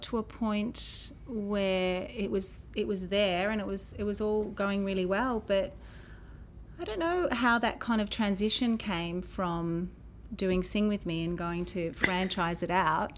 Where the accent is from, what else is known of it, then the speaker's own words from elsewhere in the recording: Gold Coast, Queensland, Australia; moved away as an adult; also born or lived in Sydney; now in Melbourne, Australia; I'm from Sydney, but I grew up on the Gold Coast and I've always had such a connection to the Gold Coast